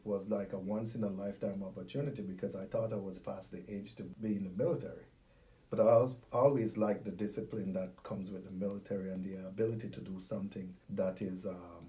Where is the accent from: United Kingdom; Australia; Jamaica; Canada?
Jamaica; moved away as an adult; also born or lived in Missouri / Florida; now in United States; growing up in Jamaica from when I was younger, I went to the farm with my grandfather. I grew up with my grandparents back home